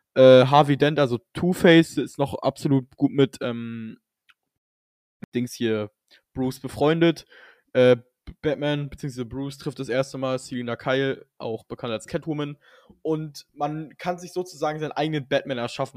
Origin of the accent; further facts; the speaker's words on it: Germany; ich bin Deutscher